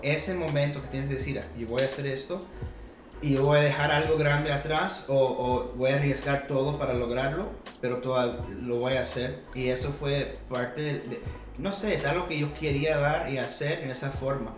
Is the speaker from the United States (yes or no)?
yes; Atlanta, Georgia, United States; nací aquí en Atlanta, Georgia, pero soy cubano